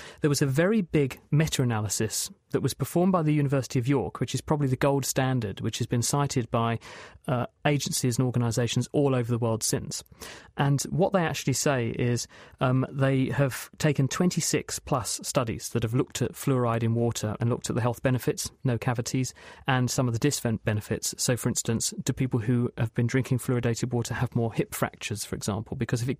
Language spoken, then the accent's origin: English; East of England, United Kingdom; partly I was from Essex, so there are some benefits of being in Essex.